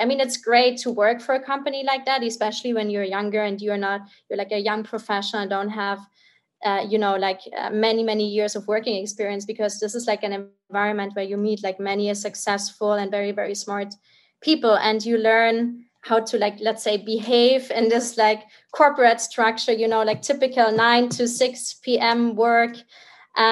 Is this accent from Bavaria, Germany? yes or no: yes; Munich, Bavaria, Germany; I'm originally from Bavaria, like Munich in Germany